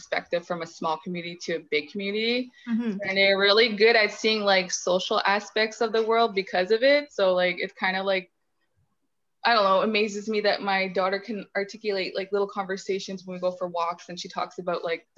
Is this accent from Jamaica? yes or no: no; Sault Ste. Marie, Ontario, Canada; born or raised there; also born or lived in Sudbury